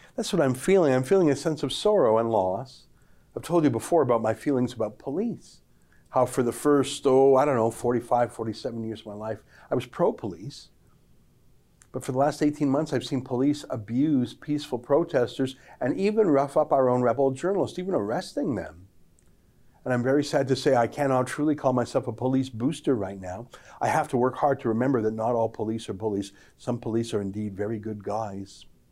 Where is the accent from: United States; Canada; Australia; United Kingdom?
Canada; my 49 happy years as a Canadian